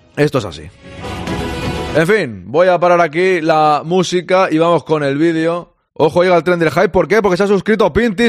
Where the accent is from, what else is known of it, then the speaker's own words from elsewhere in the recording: Spain; yo soy español. De momento soy español